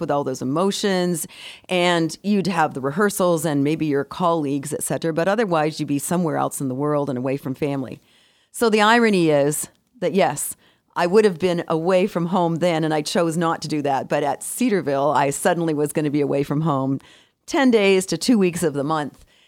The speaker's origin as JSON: {"language": "English", "town": "Victoria", "region": "British Columbia", "country": "Canada", "tie": "born or raised there", "moved": "yes", "said": "I was raised in Victoria, B C, and all our family lived in Toronto"}